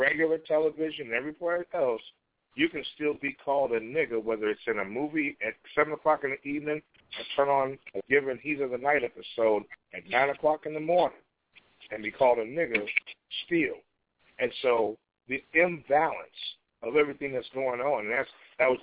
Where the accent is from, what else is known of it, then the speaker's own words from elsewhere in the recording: Chicago, Illinois, United States; My hometown